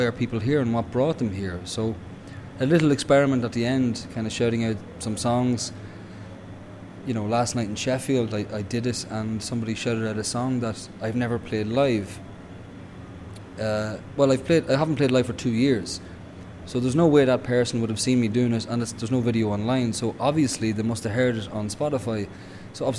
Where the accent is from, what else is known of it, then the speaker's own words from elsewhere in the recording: Dundalk, County Louth, Ireland; there was an element of repression growing up in Dundalk